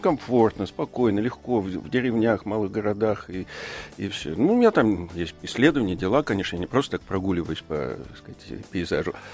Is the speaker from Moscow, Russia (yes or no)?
yes; Moscow, Russia; Я коренной москвич